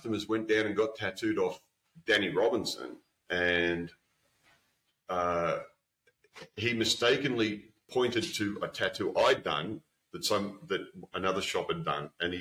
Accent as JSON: {"language": "English", "country": "Australia", "said": "coming from Australia"}